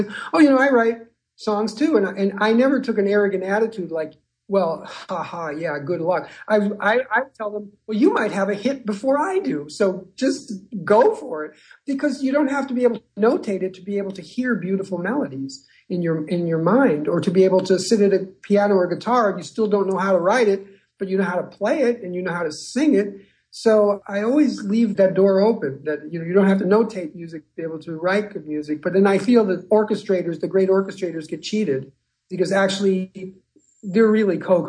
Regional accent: United States; also born or lived in Connecticut; I grew up in the New York area and in Connecticut

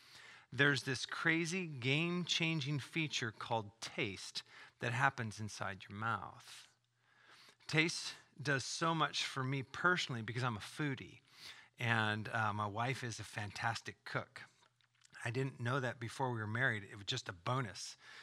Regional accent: California, United States; Well, I grew up in Southern California.

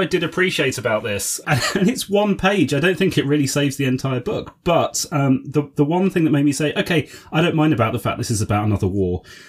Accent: United Kingdom; speaking as a Brit

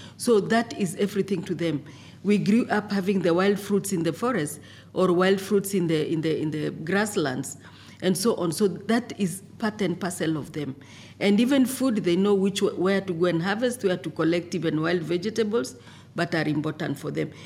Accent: Kenya; I come from Kenya.

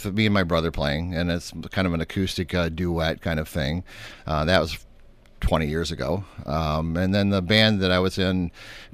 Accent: Breckenridge, Michigan, United States; I grew up in a little town called Breckenridge, which is, I guess that would be about 30 miles or so west of Saginaw.

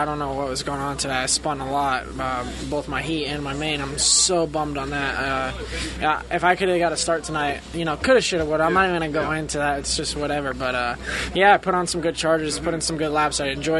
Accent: New York, United States; also born or lived in New Jersey; I grew up in New York, born in Jersey

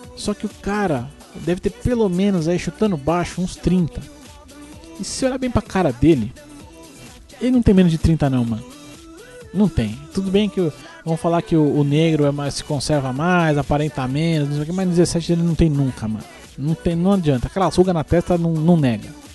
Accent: Brazil; eu sou brasileiro

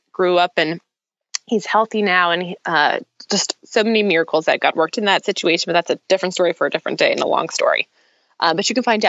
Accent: the South, United States; moved away as an adult; now in Washington, D.C. area, United States; So I am a Southern girl transplanted to the DC area because I met my husband at Clemson University.

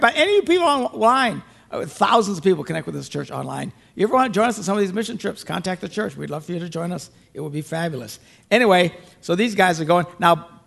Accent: Green Bay, Wisconsin, United States; where I'm from Green Bay

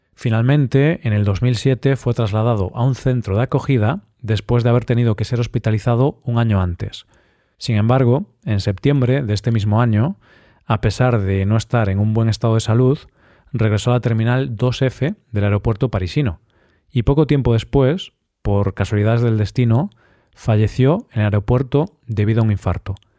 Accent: Spain; Esta lengua en nuestro país se habla en el País Vasco y en zonas de Navarra.

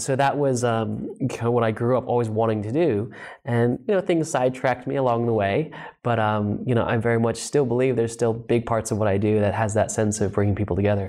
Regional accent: Los Angeles, California, United States; also born or lived in New Zealand; I was born in New Zealand and I grew up in Los Angeles

